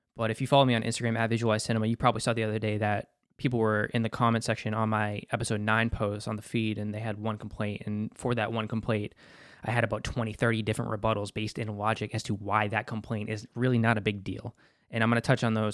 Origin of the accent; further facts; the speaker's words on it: Boston, Massachusetts, United States; as a Bostonian